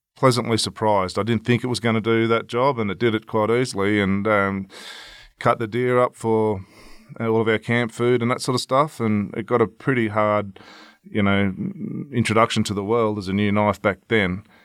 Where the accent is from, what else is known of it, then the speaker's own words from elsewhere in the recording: Victoria, Australia; my home state in Victoria